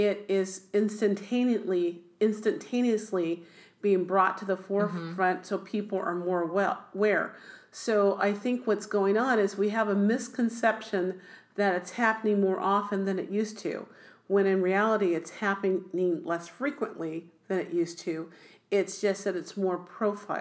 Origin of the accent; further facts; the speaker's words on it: Oakland, California, United States; also born or lived in Berkeley, California; we moved to Oakland, California. In Oakland, I was raised in first a kind of a mixed neighborhood